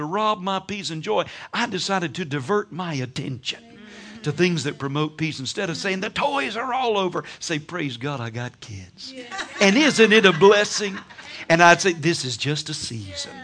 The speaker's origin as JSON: {"language": "English", "region": "Georgia", "country": "United States", "said": "I'm from Georgia, so we have what we call sweet tea"}